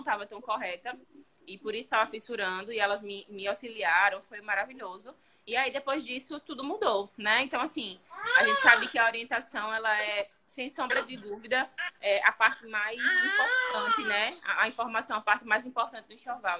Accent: Maceió, Alagoas, Brazil; aqui em Maceió, né? Falando disso, eu sou de Maceió

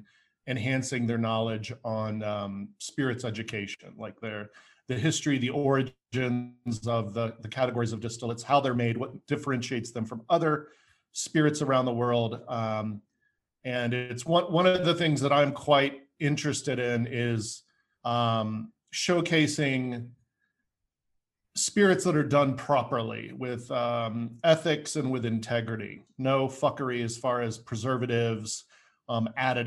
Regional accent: United States; also born or lived in Denver, Colorado; I'm an American fellow. I live in Denver, Colorado at the moment

